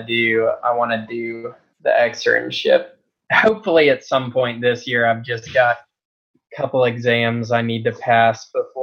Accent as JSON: {"language": "English", "town": "Bella Vista", "region": "Arkansas", "country": "United States", "tie": "born or raised there", "moved": "yes", "said": "Bella Vista."}